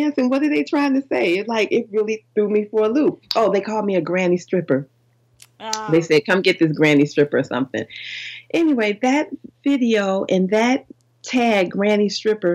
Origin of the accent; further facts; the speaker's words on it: Chicago, Illinois, United States; I'm a gangster from Chicago